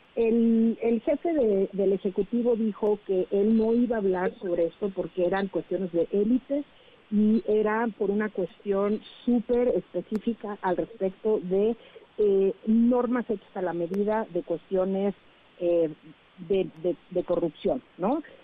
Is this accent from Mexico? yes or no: yes; Mexico; nosotros como mexicanos